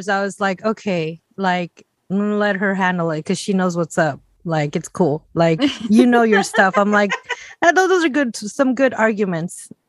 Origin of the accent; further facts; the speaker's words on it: Puebla, Mexico; a semita, yes, and that's from my hometown in Puebla.